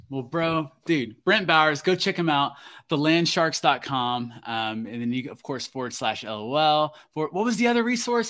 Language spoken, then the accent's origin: English; Florida, United States; now in Alaska, United States; that's my home state.